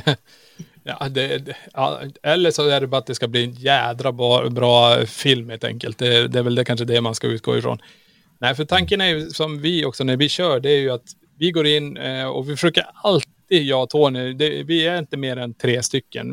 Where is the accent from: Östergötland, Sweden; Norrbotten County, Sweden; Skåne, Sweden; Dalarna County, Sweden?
Norrbotten County, Sweden; Kiruna; vi är ju från Kiruna. Vi är uppvuxen